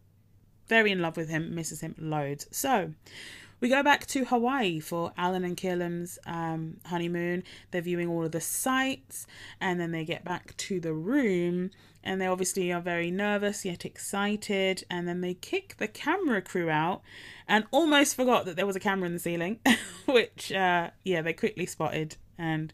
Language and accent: English; Essex, East of England, United Kingdom; I grew up in Essex